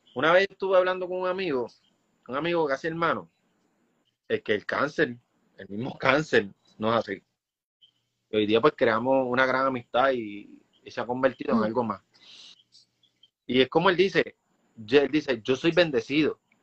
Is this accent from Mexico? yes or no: no; Puerto Rico; Como puertorriqueños